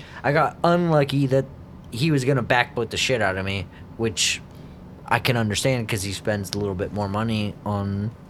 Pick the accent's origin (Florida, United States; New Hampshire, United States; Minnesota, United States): New Hampshire, United States; southern; moved away; also born or lived in northern Massachusetts; these people were from like my hometown in northern Massachusetts. Like I'm from southern New Hampshire